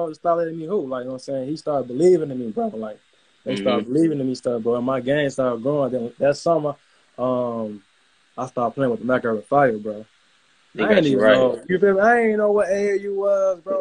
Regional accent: Chicago, Illinois, United States; also born or lived in Utah; I grew up in Englewood

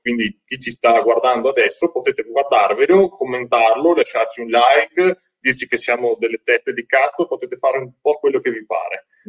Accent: Veneto, Italy; accent: Veneto; per via del mio accento, perché purtroppo l'accento veneto è qualcosa di terribile ed è difficilissimo da nascondere

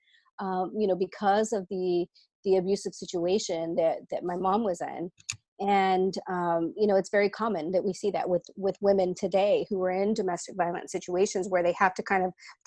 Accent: Texas, United States; So I was born and raised in Texas, third generation Latina

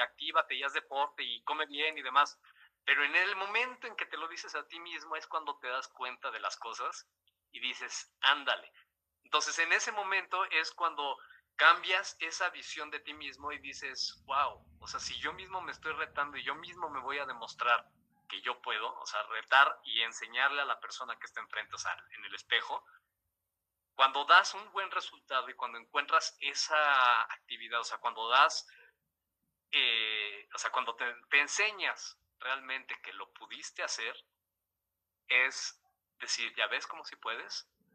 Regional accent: Mexico; siendo el primer mexicano amputado en, en hacerlo aquí en México

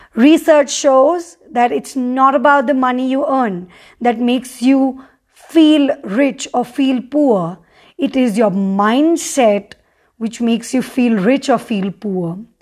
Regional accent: Mumbai, Maharashtra, India; moved away as an adult; now in Sikkim, India; I've born and brought up in Mumbai

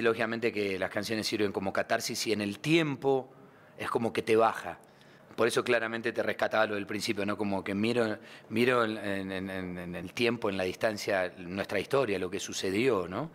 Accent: Argentina; Yo soy un argentino nostálgico del tango con espíritu costeño

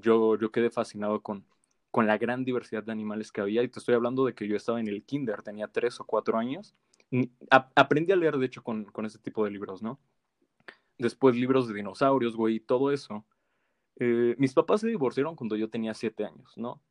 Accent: Mexico; como mexicanos

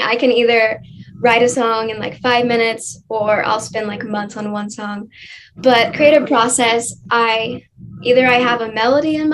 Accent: Oklahoma, United States; I'm from Oklahoma. I've been here pretty much my entire life

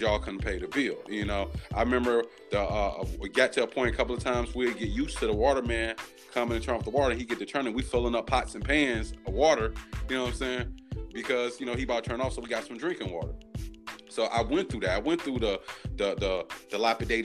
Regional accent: Detroit, Michigan, United States; I was raised on Detroit East Side in the 48205 zip code.

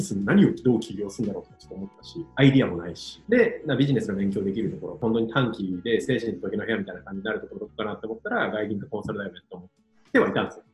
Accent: Iwate, Japan; moved away; 岩手県の沿岸にある人口4000人ぐらいの村の出身で

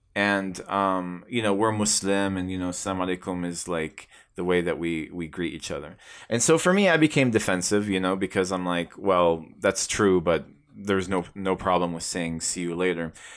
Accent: Tucson, Arizona, United States; born or raised there

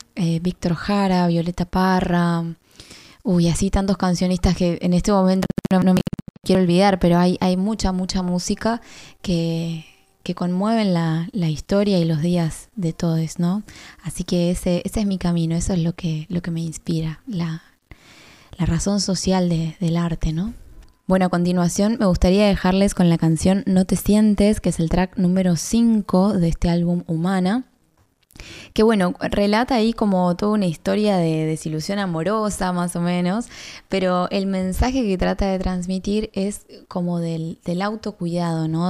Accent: Tierra del Fuego, Argentina; soy artista fueguina

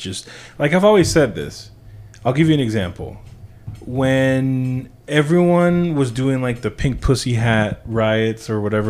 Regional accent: Venezuela; born there; I'm saying I was born in Venezuela.

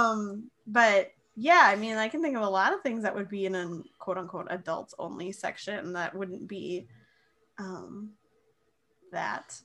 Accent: Moorhead, Minnesota, United States; moved away; my hometown of Moorhead, Fargo Moorhead.

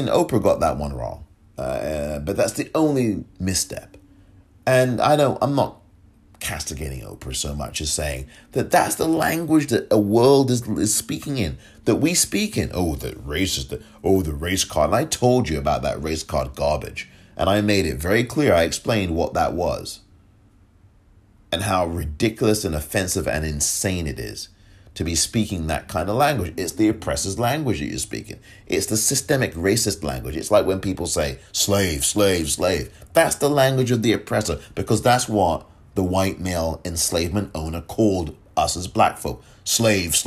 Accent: England, United Kingdom; moved away; I'm from England, born and raised and grew up there

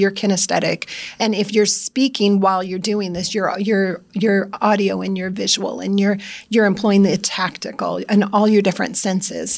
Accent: Iowa, United States; I'm from Iowa

